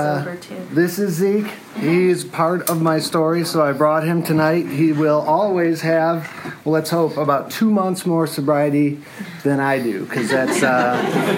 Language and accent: English; Detroit area, Michigan, United States; I was born in Detroit, and I grew up in a little community outside of there